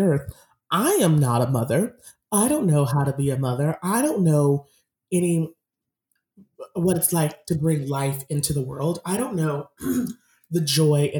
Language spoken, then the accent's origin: English; Massachusetts, United States; I grew up in Massachusetts